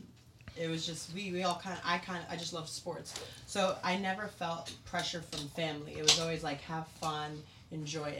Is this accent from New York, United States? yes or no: yes; New York City, New York, United States; I grew up in Staten Island, New York.